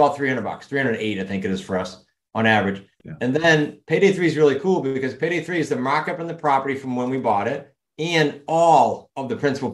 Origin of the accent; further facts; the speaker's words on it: New England, United States; accent: New England; my accent in New England